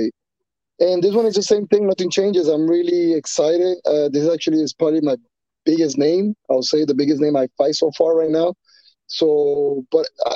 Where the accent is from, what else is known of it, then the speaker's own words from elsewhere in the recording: Colombia; first language Spanish; English is a second language; also born or lived in New York, United States; now in Miami, United States; I was born in New York, but I was raised in Colombia. My parents are Colombian, and I, like I said, I was raised over there. I lived over there for 8 years.